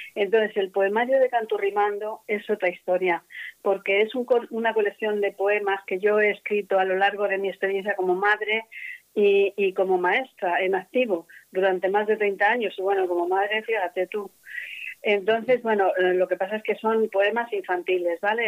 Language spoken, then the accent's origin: Spanish; Madrid, Community of Madrid, Spain; yo ya nací en Madrid. Pero era tal el apego que mis padres tenían a este pueblo que yo nunca me llegué a sentir madrileña al 100%